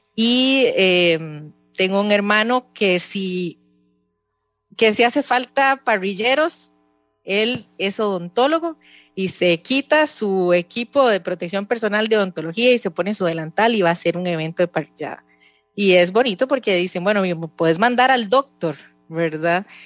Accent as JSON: {"language": "Spanish", "country": "Costa Rica", "said": "nos identifica mucho como, como costarricenses, como campesinos"}